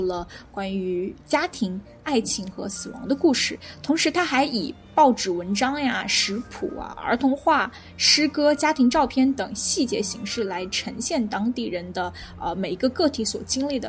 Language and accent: Chinese; China; 我们作为中国人啊